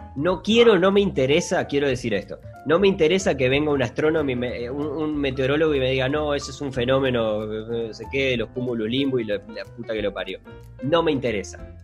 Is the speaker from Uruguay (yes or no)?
yes; Uruguay; nosotros como uruguayos